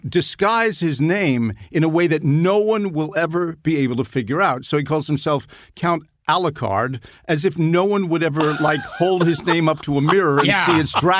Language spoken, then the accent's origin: English; England, United Kingdom; born there; And also, I was born in England, and it was still pretty cool in the 60s to be sort of British. I didn't have a British accent